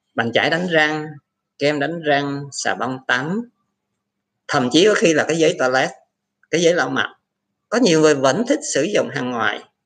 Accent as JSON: {"language": "Vietnamese", "country": "Vietnam", "said": "người Việt Nam mình"}